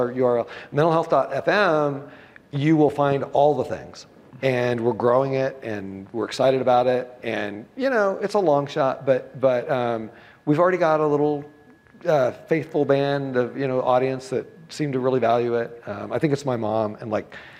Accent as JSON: {"language": "English", "country": "United States", "said": "I'm an American"}